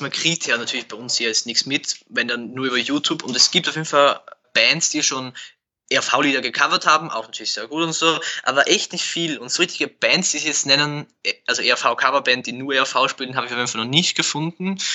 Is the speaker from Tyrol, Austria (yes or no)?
no; Burgenland, Austria; Nein, ich bin aus dem Burgenland.